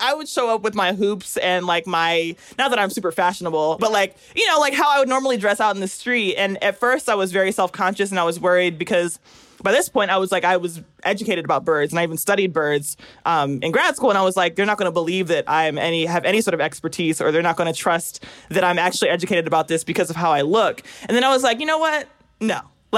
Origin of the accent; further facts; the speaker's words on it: Pennsylvania, United States; now in Georgia, United States; Because I'm in South Georgia, I'm from Pennsylvania.